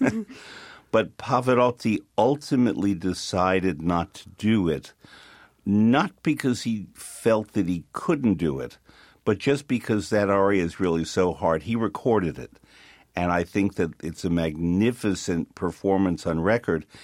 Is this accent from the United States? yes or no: yes; New York, United States; as a New Yorker